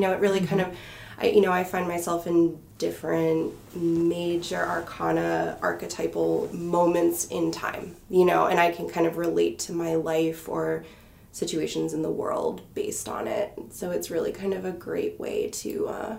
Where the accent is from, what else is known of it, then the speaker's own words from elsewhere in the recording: Bay Area of California, United States; moved away as an adult; now in Salem, United States; I am originally from the Bay Area of California. I lived there most of my life